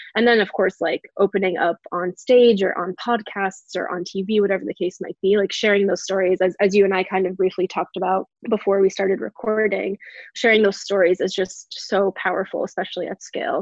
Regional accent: New Hampshire, United States; also born or lived in New York; I was raised in New Hampshire, which is clearly very exotic, but what's where I am now

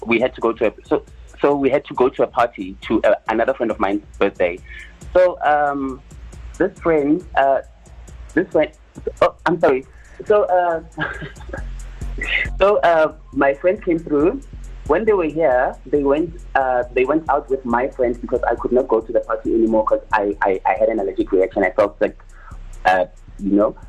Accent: Polokwane, Limpopo, South Africa; now in Johannesburg, South Africa; I'm from Polokwane.

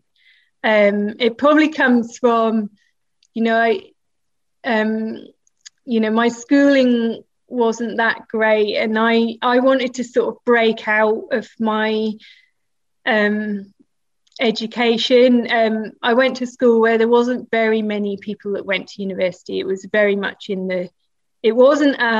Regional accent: Norwich, East of England, United Kingdom; moved away as an adult; also born or lived in Peterborough / Bradford; So I was born in Norwich and then my parents moved to Peterborough, which is about 90 miles away.

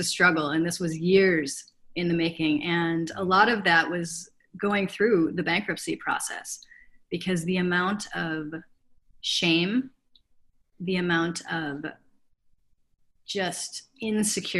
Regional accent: Chicago, Illinois, United States; also born or lived in Africa; I grew up on the North Shore of Chicago

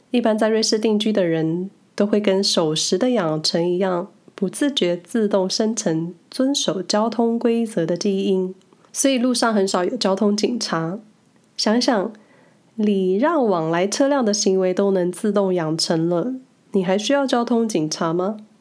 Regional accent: Taiwan; now in Switzerland; 从小在台湾莫名培养了不信任驾驶感

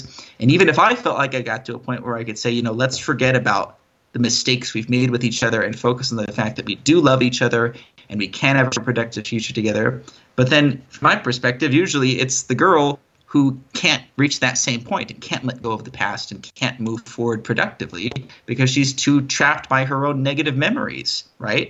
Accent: United States; moved away; as an American, of course, I'm subject to many privileges that most other countries in the world find very enviable

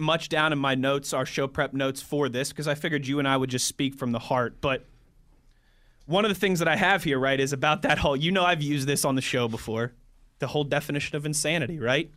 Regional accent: Cranberry, Pennsylvania, United States; I grew up in Cranberry, Pennsylvania

